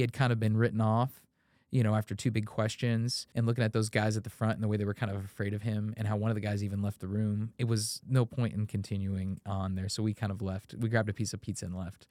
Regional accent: Indiana, United States; when you were growing up in Indiana

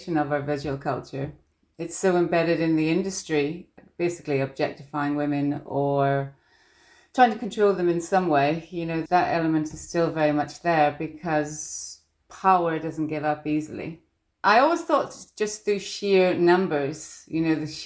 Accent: Northern Ireland, United Kingdom; I was just feisty from Northern Ireland

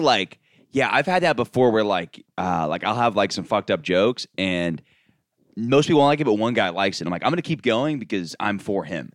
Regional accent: Florida, United States; I grew up in Florida

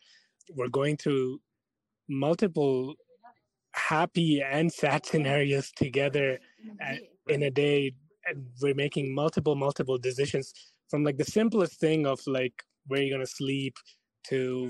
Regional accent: India; now in Canada; we're from India.

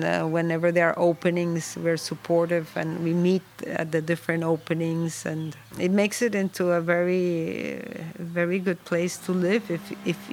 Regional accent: Venezuela; moved away as an adult; also born or lived in New York; now in Pietrasanta, Italy; I was born in Venezuela, but I have been living here in this area for many, many years

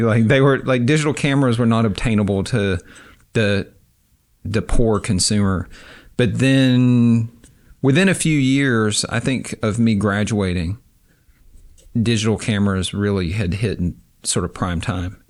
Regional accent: Avery County, Western North Carolina, United States; moved away as an adult; also born or lived in Durham, North Carolina / Kunshan, China; now in Oxford, Mississippi, United States; I was born in Western North Carolina in a very small rural county, uh, Avery County.

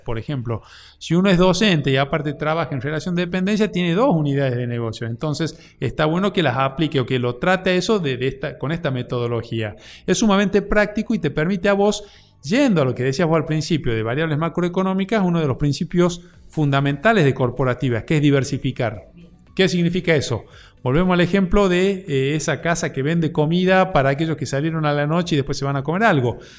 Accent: Argentina; como argentinos

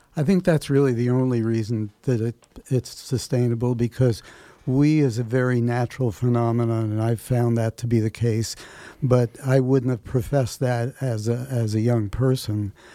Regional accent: New York City, New York, United States; also born or lived in Bronx / Manhattan; I grew up in New York City

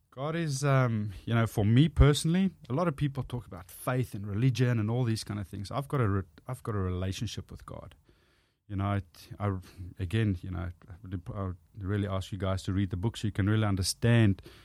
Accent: South Africa; born or raised there; accent: South African; first language Afrikaans; English is a second language; moved away as an adult; now in Australia

